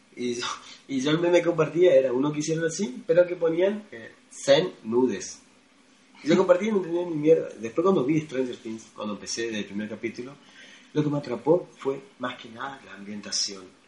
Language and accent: Spanish; Argentina; yo argentino